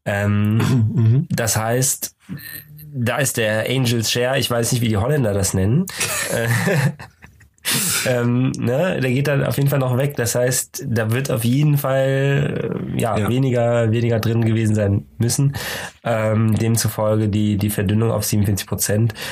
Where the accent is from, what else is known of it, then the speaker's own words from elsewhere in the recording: Cologne, North Rhine-Westphalia, Germany; wir als Kölner haben natürlich das Glück, dass wir gar nicht so weit weg sind von der niederländischen Grenze.